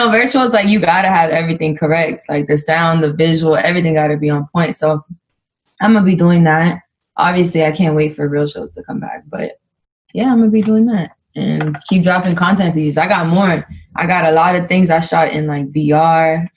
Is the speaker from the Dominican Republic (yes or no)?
yes; Dominican Republic; I'm Dominican and like get to represent my Dominicans